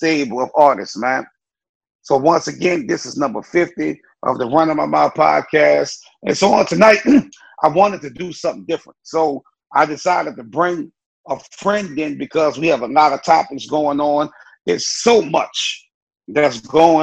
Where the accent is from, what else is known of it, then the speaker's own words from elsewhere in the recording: New Orleans, Louisiana, United States; now in Houston, United States; I'm from New Orleans. I grew up on the West Bank of New Orleans in Jefferson Parish.